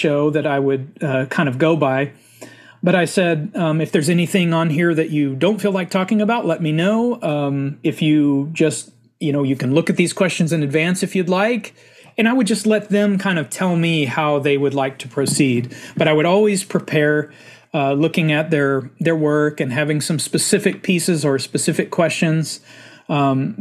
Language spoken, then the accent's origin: English; Stephenville, Texas, United States; also born or lived in Hico, Texas; I grew up in Central Texas. My whole extended family is from a little town called Hyco, Texas. I lived with my mother about 20 minutes north of there called Stephenville, Texas. And so that's where I grew up